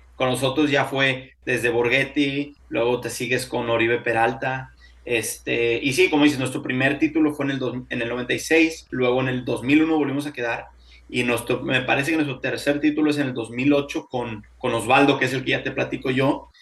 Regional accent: Torreón, Coahuila, Mexico; now in Houston, United States; Soy originario de Torreón

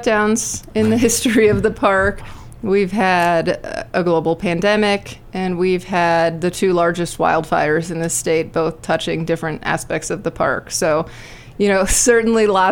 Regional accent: south of Tucson, southern Arizona, United States; also born or lived in Washington, D.C.; now in Estes Park, United States; I'm originally from southern Arizona. So Tucson, Arizona. Yep, south of Tucson, just off the border.

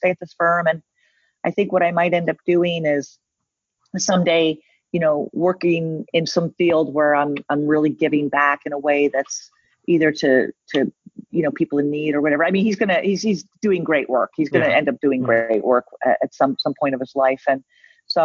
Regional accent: New York City, New York, United States; moved away; I'm from New York City. And so growing up, I saw the greatest art

